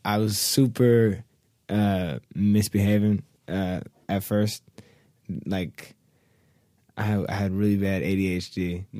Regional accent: Seattle, Washington, United States; Born and raised in Seattle, Washington.

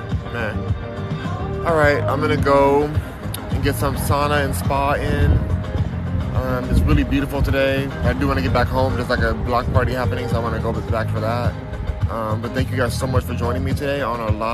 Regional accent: Los Angeles, California, United States; From Los Angeles

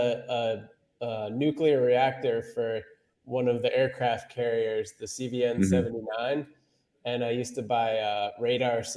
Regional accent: New Hampshire, United States; I'm from New Hampshire originally.

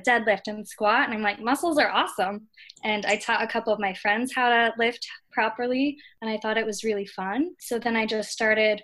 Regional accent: California, United States; moved away as an adult; also born or lived in Maryland; I'm from California

